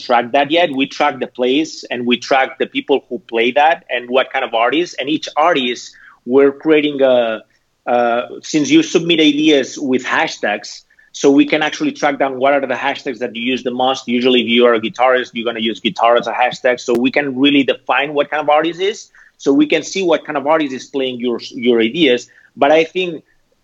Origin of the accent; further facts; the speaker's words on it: Barcelona, Catalonia, Spain; moved away as an adult; also born or lived in Amsterdam / San Francisco; now in Los Angeles, United States; I'm originally from Barcelona